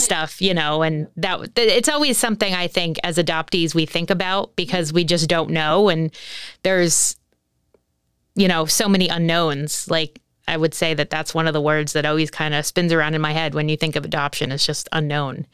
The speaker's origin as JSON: {"language": "English", "region": "New Jersey", "country": "United States", "said": "I'm from New Jersey"}